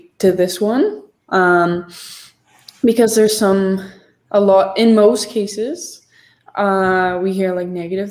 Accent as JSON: {"language": "English", "town": "Collingwood", "region": "Ontario", "country": "Canada", "tie": "born or raised there", "said": "where I grew up in Collingwood"}